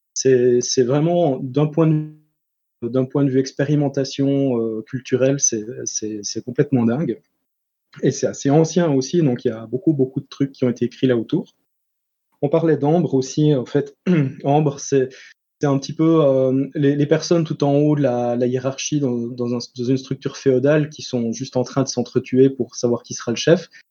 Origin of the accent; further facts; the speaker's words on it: Switzerland; je suis suisse